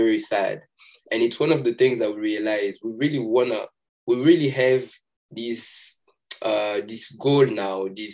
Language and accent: English; Kongo Central, DR Congo; moved away as an adult; now in United States; we grew up back home, but we didn't have a lot of association with our tribe